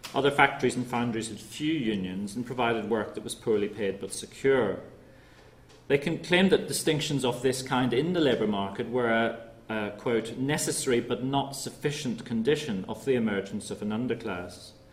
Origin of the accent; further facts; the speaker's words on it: Northern Ireland, United Kingdom; I'm from Northern Ireland myself